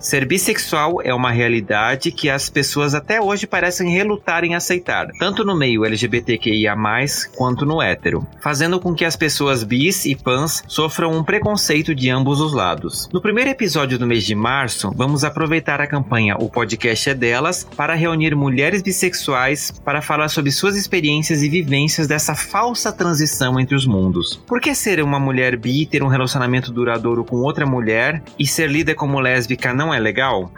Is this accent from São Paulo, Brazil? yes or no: no; Blumenau, Santa Catarina, Brazil; eu e o Marcele, a gente é de Blumenau